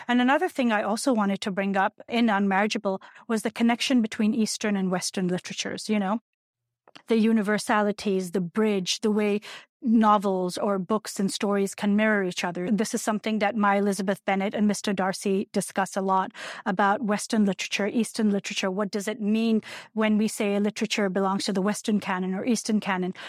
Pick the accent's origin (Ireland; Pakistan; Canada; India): Pakistan; moved away as an adult; now in United States; when I was growing up in Pakistan in the nineteen eighties